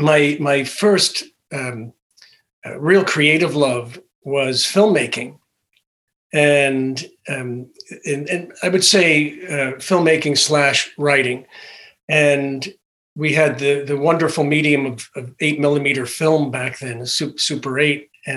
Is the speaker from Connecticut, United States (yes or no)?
yes; Connecticut, United States; I was born in a little rural town in Connecticut